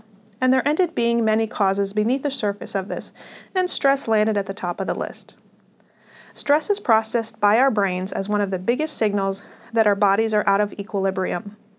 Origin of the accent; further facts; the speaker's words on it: Midwest, United States; born there; I was born in the Midwest and grew up in what I consider to be a very healthy family.